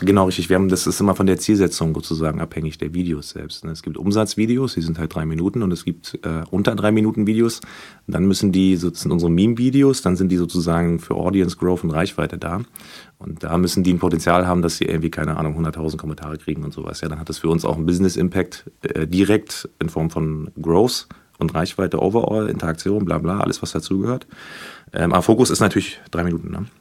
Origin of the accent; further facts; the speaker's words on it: Berlin, Germany; Ich komme hier aus Berlin. Ich bin sogar hier um die Ecke aufgewachsen